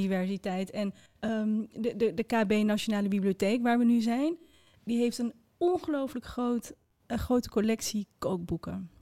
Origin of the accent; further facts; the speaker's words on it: Netherlands; also born or lived in Morocco; ik ben geboren in Marokko en opgegroeid in een klein wit dorpje